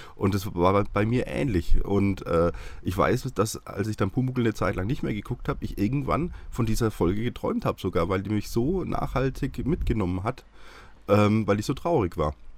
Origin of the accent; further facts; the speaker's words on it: Haßfurt, Bavaria, Germany; moved away; also born or lived in Schweinfurt / Munich; in Schweinfurt geboren und ah, bei Haßfurt ah. groß geworden